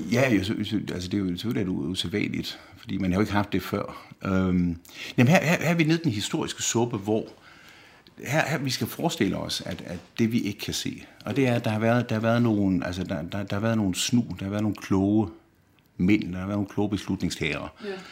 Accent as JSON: {"language": "Danish", "country": "Denmark", "moved": "as an adult", "lives_now": "Rome, Italy"}